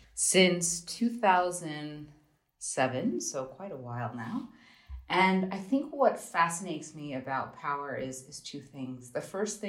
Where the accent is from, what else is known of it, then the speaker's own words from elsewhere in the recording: United States; moved away; also born or lived in Germany; I'm an American